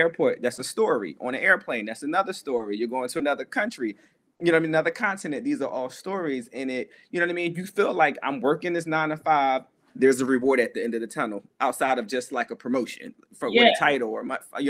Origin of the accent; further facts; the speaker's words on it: Philadelphia, Pennsylvania, United States; coming from Philadelphia, like the hood, like, well, the hood and like a good neighborhood, because I grew up in Two Folks